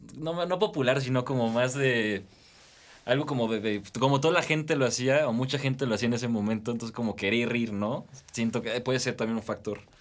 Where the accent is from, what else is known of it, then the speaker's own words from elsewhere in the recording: Metepec, State of Mexico, Mexico; tengo 19 años, soy de aquí, de Toluca, de Metepec